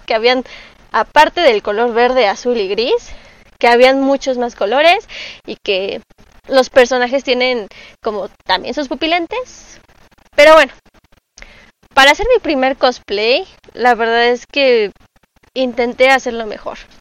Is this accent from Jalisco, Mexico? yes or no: no; Mexico City, Mexico; soy cosplayer y soy originaria de la Ciudad de México